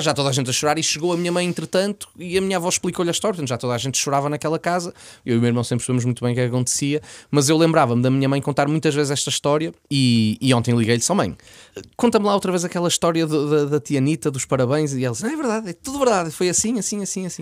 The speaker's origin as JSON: {"language": "Portuguese", "town": "Porto", "region": "Norte", "country": "Portugal", "tie": "born or raised there", "said": "eu nasci no Porto, vivi sempre no Porto, código postal 4250"}